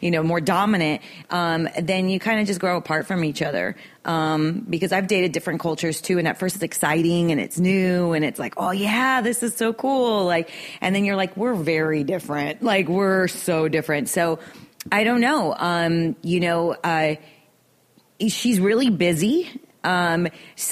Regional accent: Miami, Florida, United States; now in Los Angeles, United States; I'm Irish and Bolivian. More South American, but I identify with Cubans because I grew up there

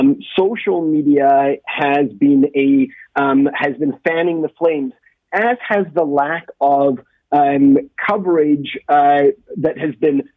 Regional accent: Canada; As a Canadian Jew

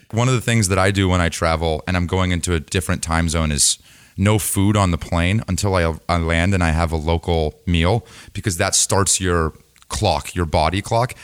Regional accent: San Diego, California, United States; I grew up in San Diego

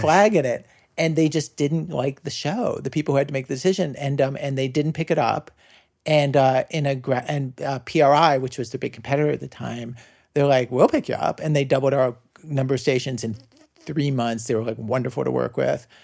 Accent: Baltimore suburbs, Maryland, United States; moved away; when I was a kid growing up in the Baltimore suburbs

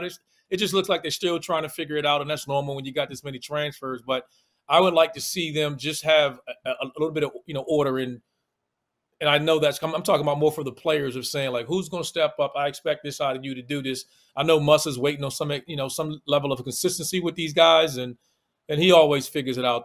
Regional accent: Washington, District of Columbia, United States; accent: DC; my D C accent

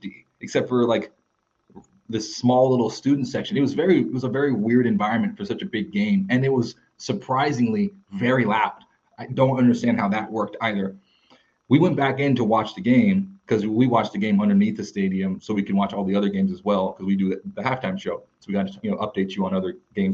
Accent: San Antonio, Texas, United States; I was working on the All-American game in San Antonio, my hometown

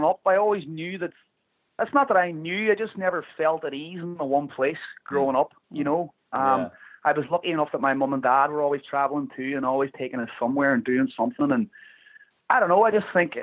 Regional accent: Ireland; moved away as an adult; now in United States; I'm very grateful that I came from Ireland

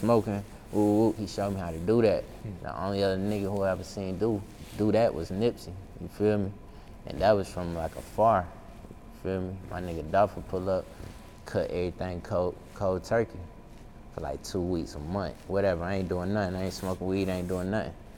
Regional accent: Carolina, United States; I'm from Carolina

